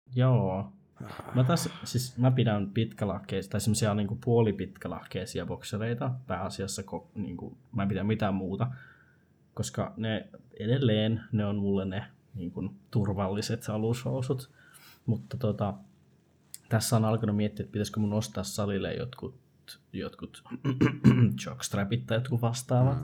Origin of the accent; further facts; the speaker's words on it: Rovaniemi, Lapland, Finland; me ollaan Rovaniemeltä